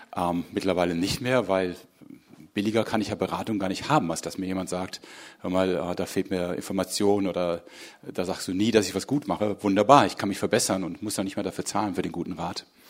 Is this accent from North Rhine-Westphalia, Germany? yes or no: yes; Hagen, North Rhine-Westphalia, Germany; moved away as an adult; now in Berlin, Germany; ich bin hier ganz in der Nähe aufgewachsen. Ich komme eigentlich ursprünglich aus Hagen.